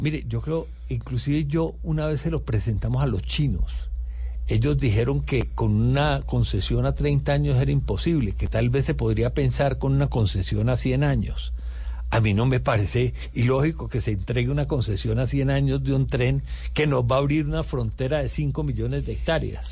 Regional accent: Valle del Cauca, Colombia

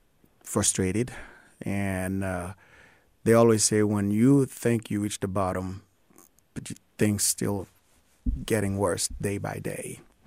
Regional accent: Les Cayes, Sud, Haiti; now in United States; I was born and raised in Haiti, in Lekai, southern cone of Haiti. And I still have lots of connections in the country and still have relatives there.

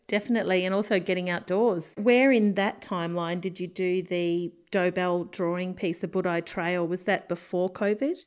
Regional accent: Central Coast, New South Wales, Australia; I grew up on the Central Coast

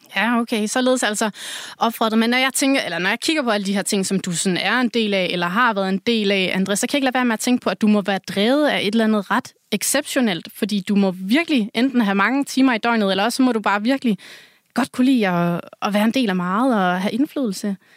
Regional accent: Southern Jutland, Southern Denmark, Denmark; nu er jeg selv fra Sønderjylland

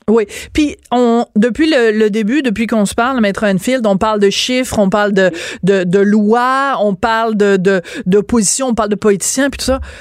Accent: France; now in Quebec, Canada; j'allais à la maternelle trois ans parce que je suis née en France

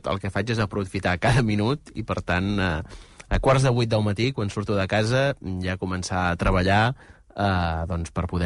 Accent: Pineda de Mar, Catalonia, Spain; jo que sóc de Pineda

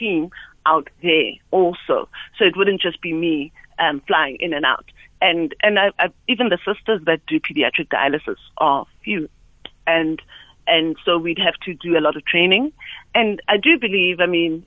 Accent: QwaQwa, Free State, South Africa; moved away; I'm originally from the Free State. I grew up in Kwakwa, and my parents live in Bloemfontein

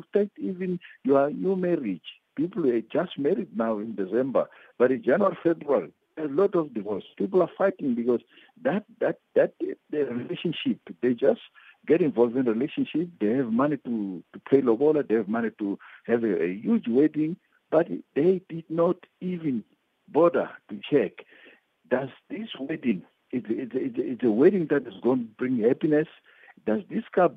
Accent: Mozambique; moved away; I was born in Mozambique

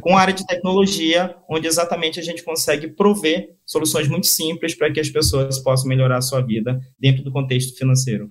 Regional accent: Manaus, Amazonas, Brazil; also born or lived in Rio de Janeiro; eu sou um típico caboclo amazonense, né? Como a gente costuma falar aqui, que são os nativos da, da, do Amazonas. É, eu nasci em Manaus, Hoje eu estou morando também é, aqui em Manaus

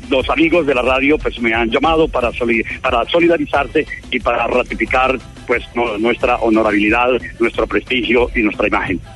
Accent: Paipa, Boyacá, Colombia; yo soy boyacense, ustedes lo saben, soy de Paipa, a mucho honor

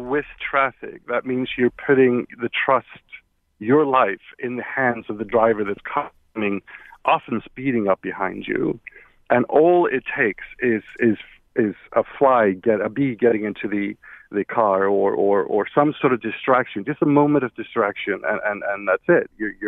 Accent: Iceland; moved away as an adult; now in United States; Hi, I wanted to share the fact that I was born and raised in Iceland, so I spent half of my life in Scandinavia and the other half here in the States.

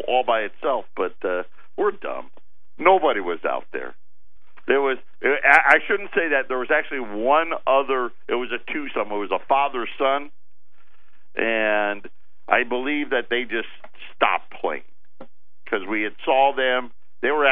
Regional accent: Syracuse, New York, United States; From Syracuse. I'd like to point that at my hometown.

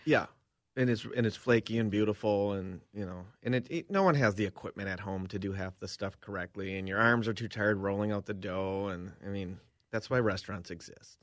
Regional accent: Cambridge, Minnesota, United States; moved away as an adult; I'm back in my hometown

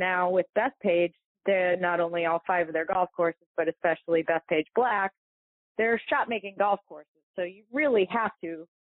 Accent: Toledo, Ohio, United States; I grew up in Toledo

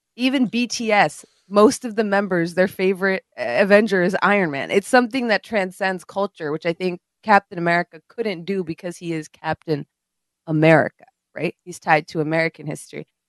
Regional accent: India; moved away; When I grew up in India

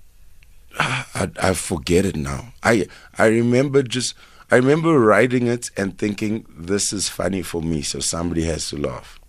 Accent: Durban, KwaZulu-Natal, South Africa; moved away as an adult; also born or lived in Melville, Johannesburg; now in Johannesburg, South Africa; growing up in Durban

